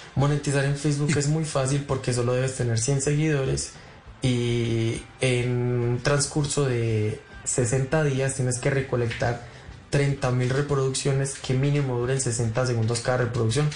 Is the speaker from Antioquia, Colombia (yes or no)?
yes; Medellín, Antioquia, Colombia; moved away as an adult; also born or lived in Bogotá / Chía; yo tengo 26, nací en Medellín eh, y vivo en Medellín otra vez ya como tres años sin vivir aquí, pero volví hace como dos meses